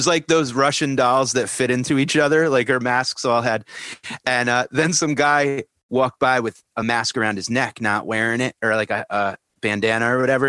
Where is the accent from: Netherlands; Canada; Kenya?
Canada; I'm Canadian. I'm measuring in meters.